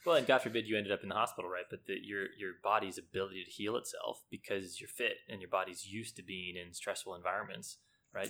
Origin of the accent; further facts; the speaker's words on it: United States; moved away as an adult; now in Hong Kong; I played, you know, typical little league as any kid does growing up in the States.